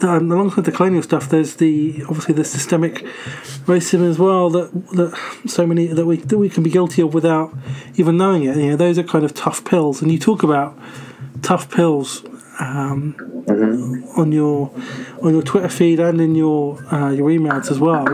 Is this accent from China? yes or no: no; United Kingdom; as a British person